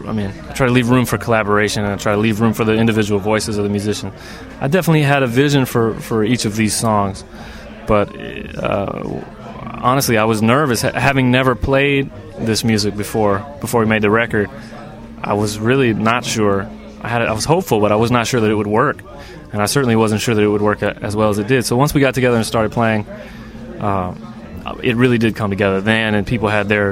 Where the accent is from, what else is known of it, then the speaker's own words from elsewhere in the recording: North Carolina, United States; moved away; also born or lived in New Orleans; I grew up in North Carolina.